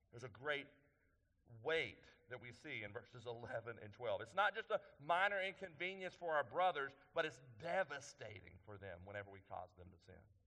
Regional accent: East Texas, United States; I'm from East Texas, so I say that word a little funny

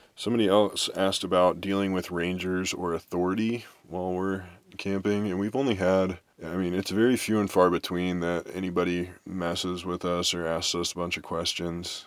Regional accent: Kansas City, United States; growing up in Kansas City

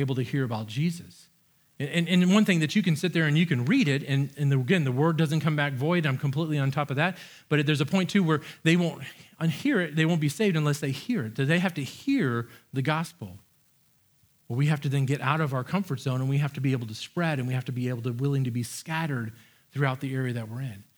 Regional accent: United States; I love being an American

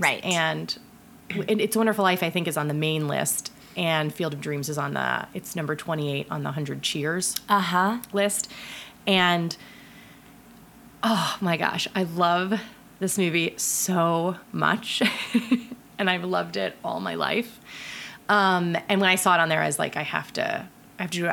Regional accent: Ohio, United States; I'm from Ohio

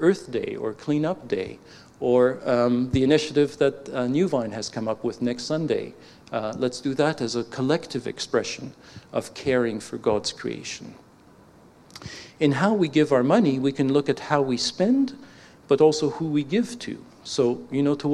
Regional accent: Canada; accent: Canadian

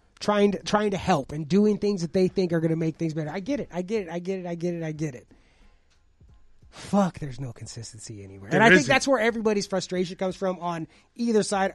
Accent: Los Angeles, California, United States; I'm from Los Angeles.

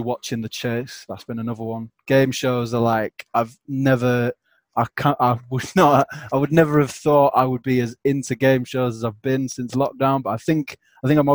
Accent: the north of England, United Kingdom; accent: northern; what northern people can do, which pretty much no other, I don't think it happens anywhere else, is just the compression of words and removing letters is something that we're quite a fan

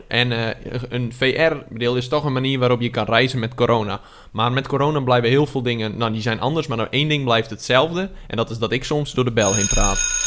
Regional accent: Friesland, Netherlands; Ik ben een Fries

